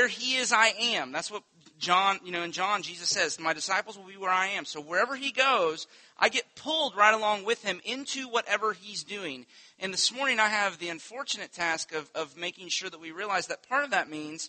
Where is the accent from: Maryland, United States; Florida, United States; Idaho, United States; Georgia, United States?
Florida, United States; Winter Haven; When I was a kid, I grew up on Lake Eloise, on the south side of Lake Eloise